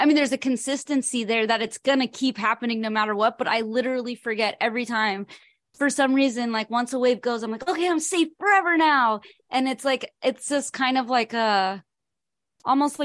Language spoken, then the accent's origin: English; California, United States; I'm from California